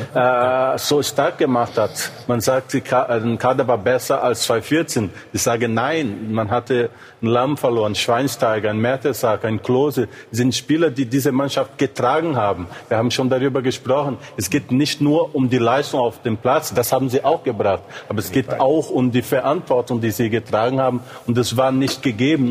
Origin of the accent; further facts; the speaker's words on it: Brazil; moved away; in meiner Heimat in Brasilien